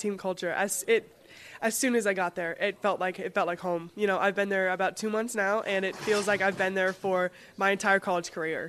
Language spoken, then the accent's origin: English; West Palm Beach, Florida, United States; now in Madison, United States; West Palm Beach, Florida.